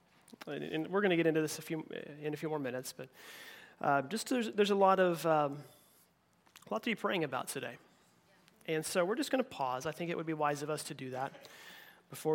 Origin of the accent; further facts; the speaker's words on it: Oklahoma, United States; moved away; I grew up in Oklahoma